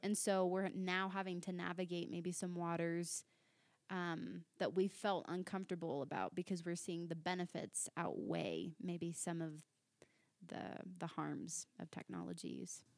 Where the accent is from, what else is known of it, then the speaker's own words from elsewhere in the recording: Virginia Beach, Virginia, United States; moved away as an adult; now in Littleton, United States; I'm originally from Virginia Beach, Virginia.